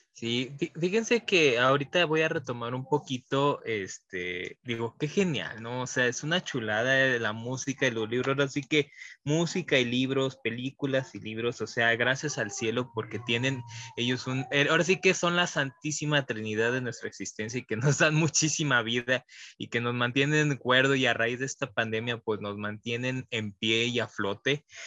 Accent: Mexico; parte de nuestra identidad como mexicano

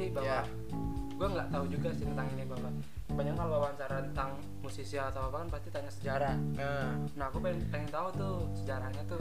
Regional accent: Java, Indonesia; dia, dia itu aku aku aku orang Jawa.

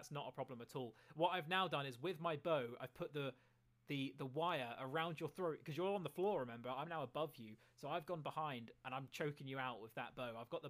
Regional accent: Scotland, United Kingdom; I am Scottish.

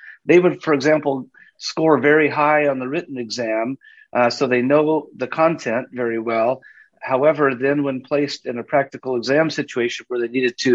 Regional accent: Southern California, United States; I grew up in Southern California

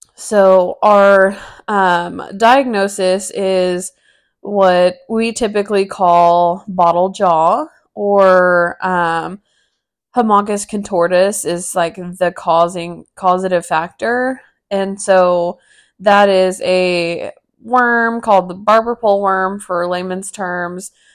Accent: Texas, United States; moved away as an adult; now in Amarillo, United States; moving, you know, across the state ten hours away from my family

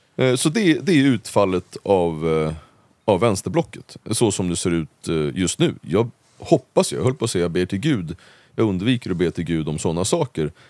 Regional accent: Uppsala, Uppsala County, Sweden; när jag växte upp i Gottsunda

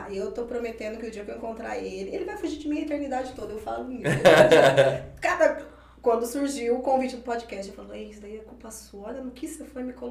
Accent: Limeira, São Paulo, Brazil; moved away as an adult; now in Campinas, Brazil; Sou natural da cidade de Limeira

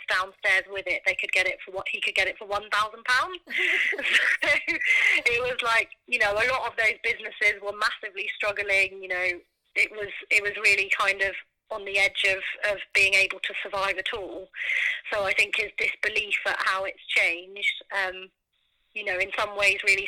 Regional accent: Norfolk, East of England, United Kingdom; growing up in Norfolk

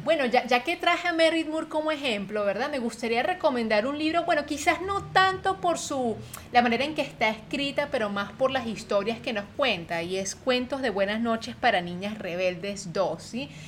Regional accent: Venezuela; moved away; Adri y yo, que venimos de Venezuela

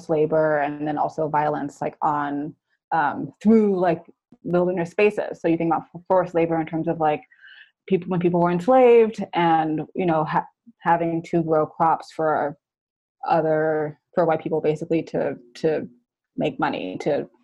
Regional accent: New York City, New York, United States; moved away as an adult; now in Oakland, United States; I grew up in New York City where there's not a lot of like open green spaces

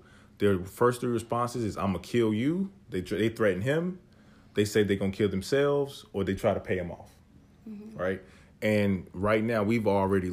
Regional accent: North Carolina, United States; we grew up in North Carolina

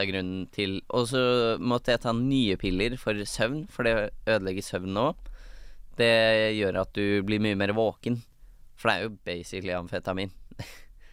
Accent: Hønefoss, Buskerud, Norway; also born or lived in Bærum; Jeg er født i Bærum, oppvokst i Hønefoss.

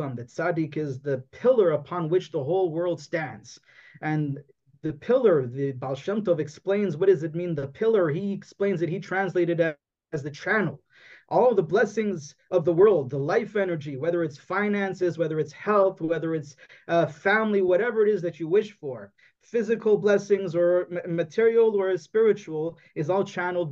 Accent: Toronto, Ontario, Canada; I was born in Toronto, in Canada

